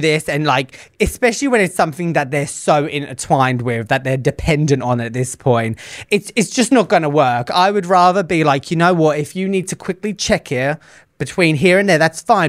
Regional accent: United Kingdom; I am the Brit on this show

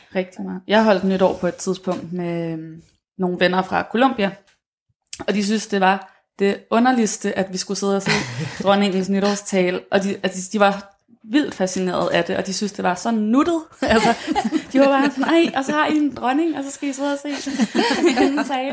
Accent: Denmark; os som danskere

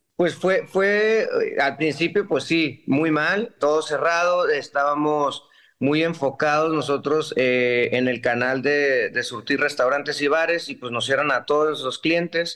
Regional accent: Ensenada, Baja California, Mexico; yo crecí aquí en Ensenada

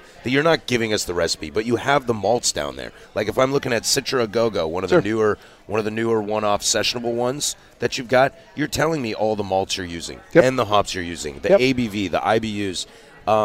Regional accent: Pacific Northwest, United States; But I think that's because I'm born and raised in the Pacific Northwest.

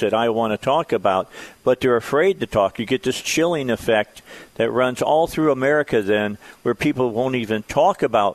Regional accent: right outside of Chicago, Illinois, United States; also born or lived in Gary, Indiana; now in Arkansas, United States; I'm a Midwestern. I grew up right outside of Chicago. I was born in Gary, Indiana

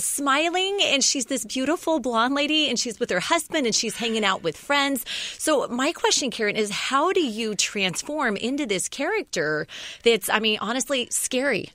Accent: the South, United States; I grew up in the South and I went to Catholic school

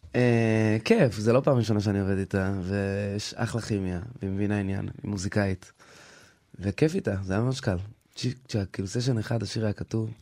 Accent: Israel; born or raised there; also born or lived in United States

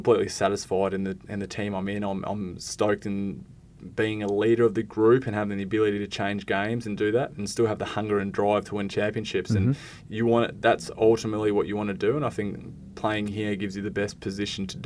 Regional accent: Perth, Western Australia, Australia; Wildcats are my hometown team.

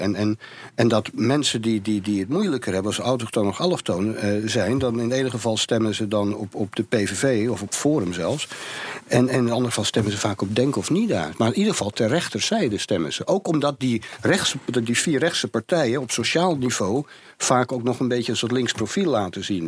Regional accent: Amsterdam, North Holland, Netherlands; Ik ben in de Jordaan geboren

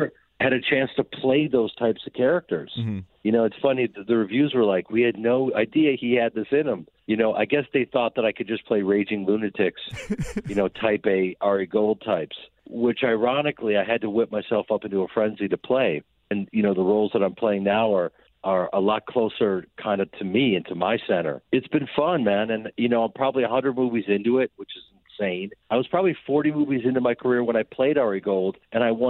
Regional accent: Chicago, Illinois, United States; I'm a guy from Chicago who's a stage actor

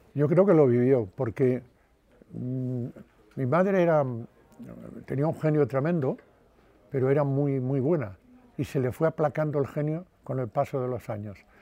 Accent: Padrón, Galicia, Spain; moved away as an adult; now in Madrid, Spain; en mi pueblo me consideraban un poco loco

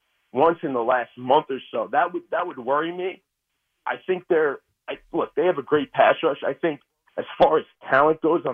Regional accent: Brooklyn, New York, United States; Keith, I'm from Brooklyn. I grew up down in Sheepshead Bay.

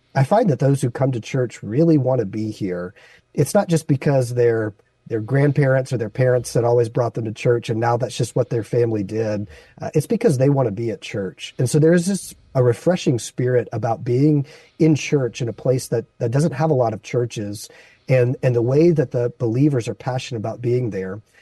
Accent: Baton Rouge, Louisiana, United States; moved away as an adult; also born or lived in Las Vegas, Nevada; now in San Francisco, United States; my wife and I grew up in Baton Rouge, Louisiana, and we met at church

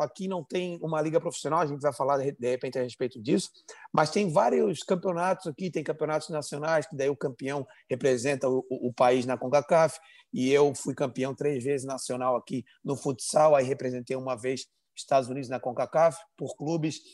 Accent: Florianópolis, Santa Catarina, Brazil; moved away as an adult; now in United States; Eu sou de Florianópolis

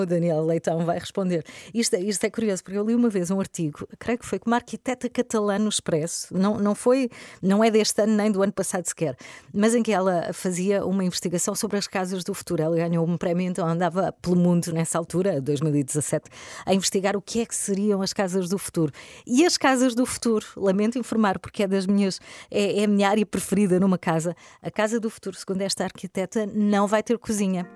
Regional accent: Algarve, Portugal; now in Lisbon, Portugal; Eu venho do Algarve, onde durante grande parte da minha vida almocei em casa

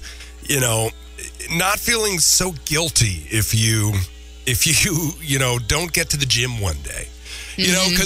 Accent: Minnesota, United States; now in Springfield, United States; I'm from Minnesota

